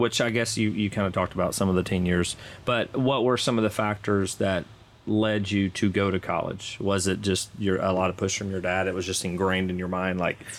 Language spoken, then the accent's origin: English; El Dorado, Arkansas, United States; I'm from El Dorado, Arkansas.